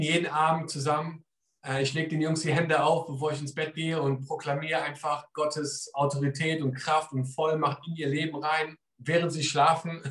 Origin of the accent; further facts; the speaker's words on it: Germany; now in England; ich komme aus Deutschland